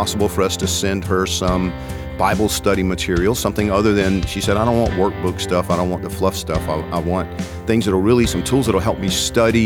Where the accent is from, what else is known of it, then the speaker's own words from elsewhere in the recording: Georgia, United States; I'm from Georgia